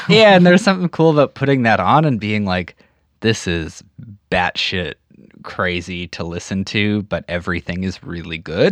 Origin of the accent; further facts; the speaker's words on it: Saskatchewan, Canada; I grew up in the prairies, like in Saskatchewan